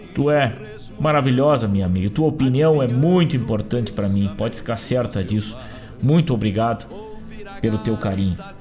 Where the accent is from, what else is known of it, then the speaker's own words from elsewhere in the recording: banks of the Santa Maria River, Rio Grande do Sul, Brazil; moved away; also born or lived in Lake Guaíba area, Rio Grande do Sul; Eu nasci à margem do Santa Maria